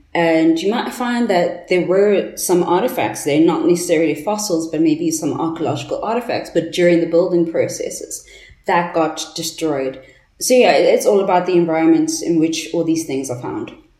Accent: Johannesburg, Gauteng, South Africa; I'm from Johannesburg, so I'm in Gauteng

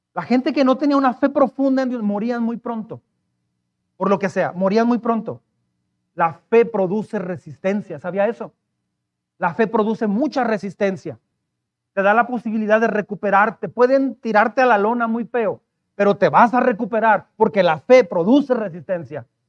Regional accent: Mexico; como mexicanos

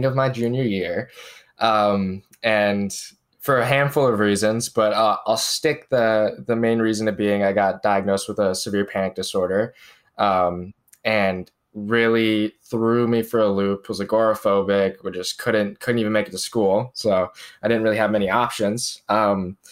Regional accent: near Charlotte, North Carolina, United States; I grew up in North Carolina. I guess most familiar to most people would be Charlotte, North Carolina, which is the city there that I was closest

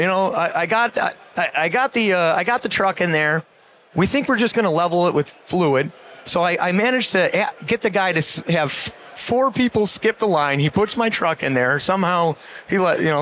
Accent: Buffalo, New York, United States; I'm from Buffalo, New York

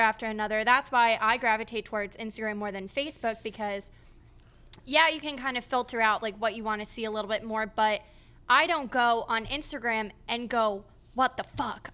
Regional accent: Scranton, Pennsylvania, United States; moved away; no one really ventures out from my hometown

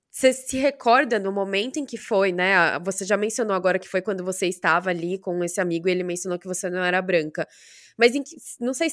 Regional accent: Brazil; Essa mistura que tem no Brasil sempre falam que ou eu sou mexicana ou eu sou filipina. Nunca falam de eu ser brasileira.

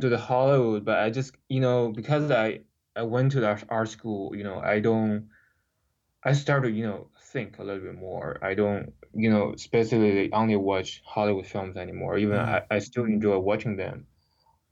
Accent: China; English is a second language; moved away as an adult; also born or lived in Los Angeles; growing up in China

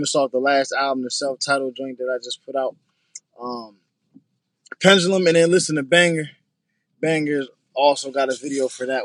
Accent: Harrisburg, Pennsylvania, United States; I'm from PA, Harrisburg, PA

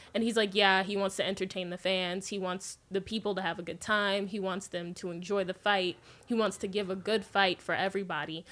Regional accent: Las Vegas, Nevada, United States; I grew up in Vegas

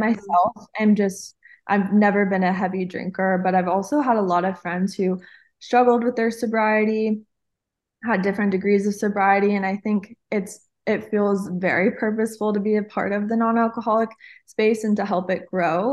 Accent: Hawaii, United States; I'm actually Hawaiian

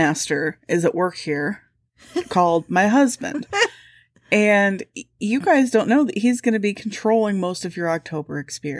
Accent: Midwest, United States; I'm scared. I'm the Midwesterner and I'm scared.

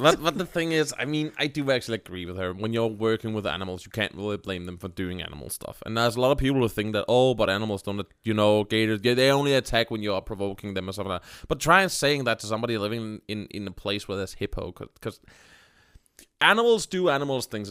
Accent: Denmark; English is a second language; I am from Denmark

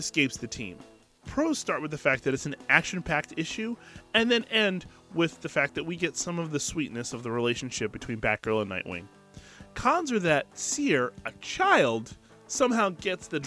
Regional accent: near Willow Grove, Pennsylvania, United States; Willow Grove, Pennsylvania. Right over by my hometown

